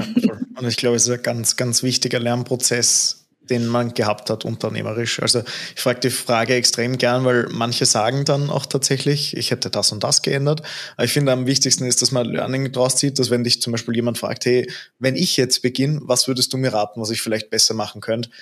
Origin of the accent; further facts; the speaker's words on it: Austria; bei uns in Österreich